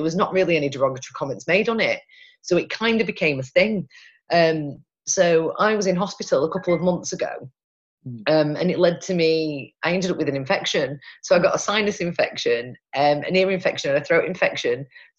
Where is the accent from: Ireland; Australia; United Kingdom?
United Kingdom; Pontefract, Yorkshire and the Humber; But the majority of people actually don't realise that I'm from Pontefract. Apparently I sound like I'm from Manchester.